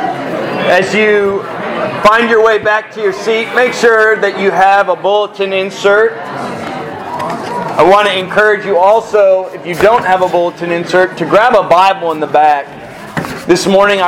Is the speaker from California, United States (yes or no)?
no; South Florida, United States; growing up in South Florida